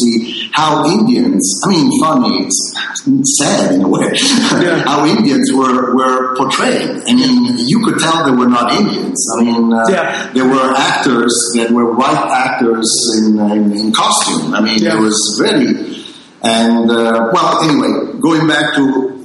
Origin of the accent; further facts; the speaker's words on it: Italy; we grew up in Italy